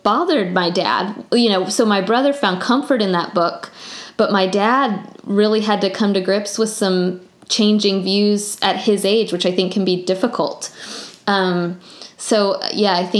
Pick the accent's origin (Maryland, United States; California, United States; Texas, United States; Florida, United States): Florida, United States; Tallahassee; also born or lived in Alabama; I grew up in Tallahassee